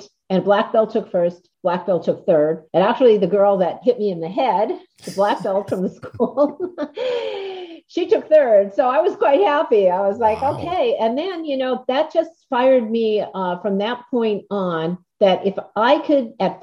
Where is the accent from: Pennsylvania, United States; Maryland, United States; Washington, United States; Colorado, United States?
Pennsylvania, United States; Scranton; I was from Scranton